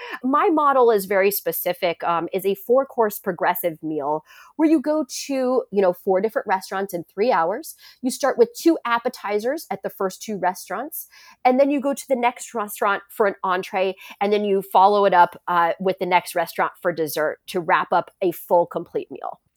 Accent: San Francisco, California, United States; also born or lived in Shanghai / Paris; my hometown in San Francisco

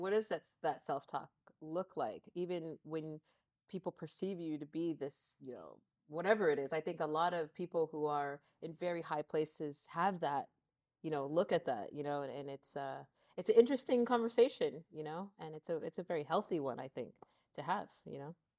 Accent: Lancaster, California, United States; now in Santa Monica, United States; we grew up in Lancaster, I moved out here to L A when I was seventeen

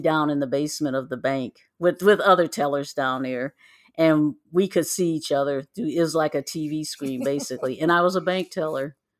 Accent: Midwest, United States; moved away; I was born and raised in the Midwest

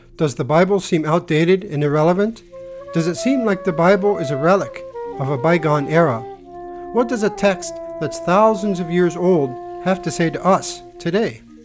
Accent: United States

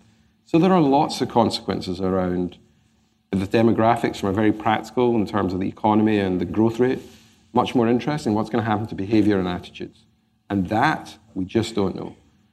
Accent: Glasgow, Scotland, United Kingdom; Well, growing up in Glasgow, you learn to be an optimist.

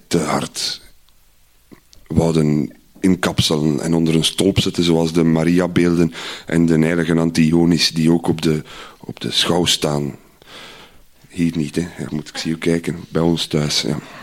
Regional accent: Iddergem, Flanders, Belgium; Ik ben opgegroeid in Idergem

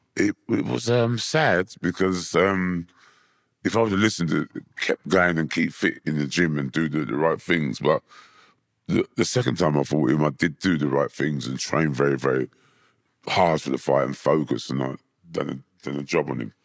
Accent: London, United Kingdom; also born or lived in Hammersmith; I was born in Hammersmith. Um, when I was three, I moved, my mum moved to Wandsworth, so I was brought up in Wandsworth, um, area.

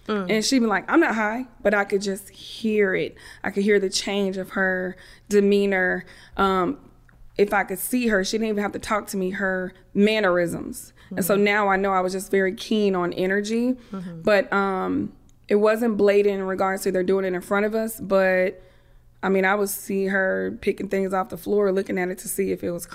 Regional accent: Germany; born there; They had me. I was born in Germany. So every time I would apply for college, I have to have that little certificate, student born abroad, right?

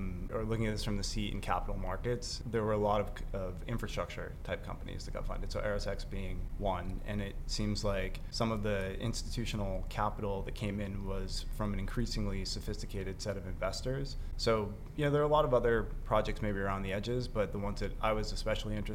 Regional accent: United States; being an American

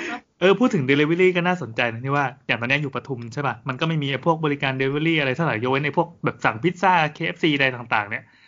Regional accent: Thailand; เราเป็นคนไทย

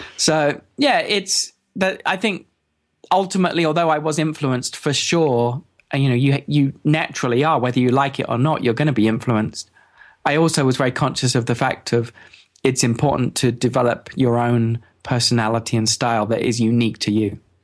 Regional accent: England, United Kingdom; I'm from England

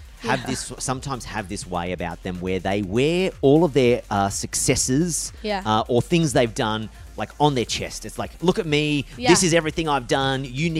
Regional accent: Australia; as an Australian

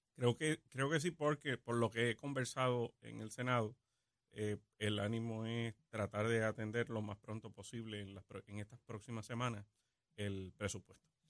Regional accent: Puerto Rico; los 3 millones de puertorriqueños que residimos eh, aquí como ciudadanos americanos

